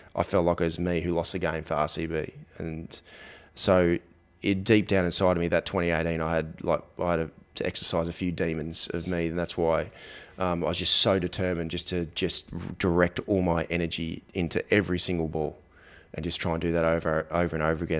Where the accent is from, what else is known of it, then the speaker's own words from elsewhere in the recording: Australia; growing up in Australia, for example, um, you know, my I, my parents were in the were in the air force